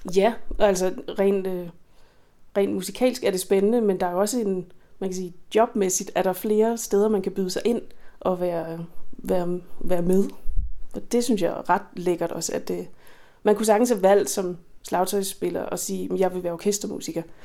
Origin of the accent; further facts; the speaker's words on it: Skælskør, Zealand, Denmark; den lille lokale musikskole i Skelskør, hvor jeg voksede op